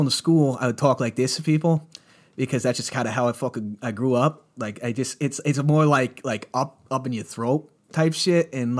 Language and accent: English; New York City, New York, United States; accent: New York City; Because, like, I had a way more, like, New York City accent when I was a kid, and I realized that sounds real scummy.